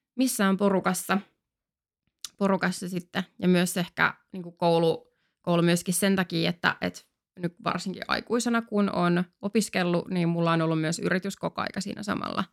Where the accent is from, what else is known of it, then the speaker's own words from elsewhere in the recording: Finland; also born or lived in France; me siis asuttiin Ranskassa kaksi vuotta silloin, kun mä olin mm. niin nelos- ja vitosluokalla. Sitten me tultiin takaisin Suomeen